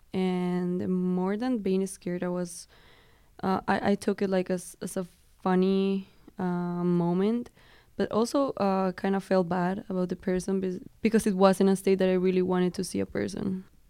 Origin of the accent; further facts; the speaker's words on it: Colombia; moved away; I'm from Colombia